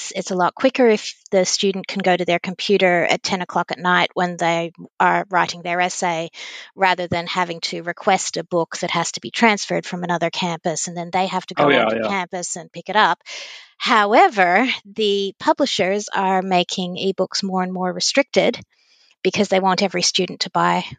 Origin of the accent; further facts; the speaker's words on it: Victoria, Australia; also born or lived in United States; So, yes, I'm Australian. I'm also American, just to make things fun. And I'm a law librarian at a university here in Victoria.